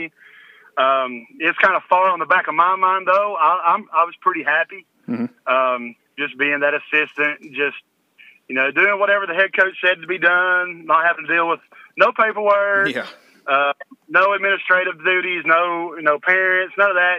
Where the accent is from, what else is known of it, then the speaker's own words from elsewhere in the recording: Sullivan, Tennessee, United States; I started coaching at Sullivan Middle School. It's where I went to school at growing up, and I came home from Carson Newman.